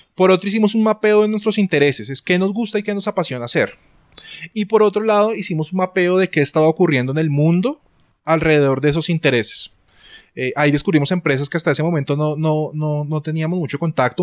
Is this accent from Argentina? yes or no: no; Colombia; soy un eh, diseñador eh, colombiano